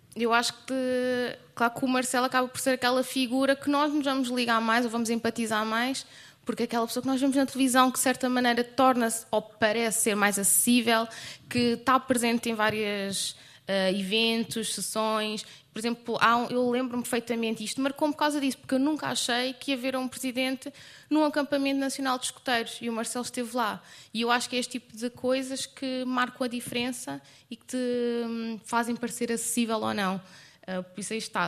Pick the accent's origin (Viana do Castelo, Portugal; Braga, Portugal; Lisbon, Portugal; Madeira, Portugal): Lisbon, Portugal; eu sou mesmo de Lisboa